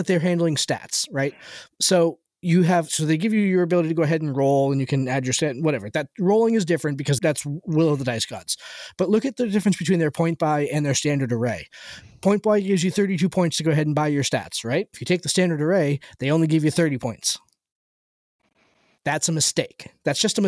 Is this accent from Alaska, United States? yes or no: no; Mount Washington Valley, New Hampshire, United States; now in Maine, United States; I grew up in the Mount Washington Valley